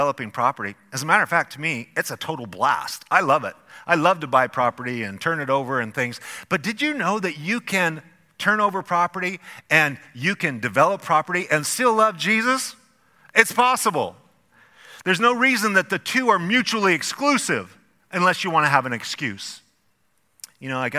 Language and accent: English; Idaho, United States; our elementary school in a small little farm town that we grew up in Idaho.